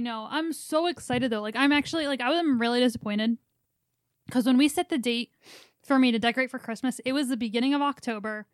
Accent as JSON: {"language": "English", "region": "Pennsylvania", "country": "United States", "moved": "yes", "lives_now": "North Dakota, United States", "said": "we say we're from Pennsylvania"}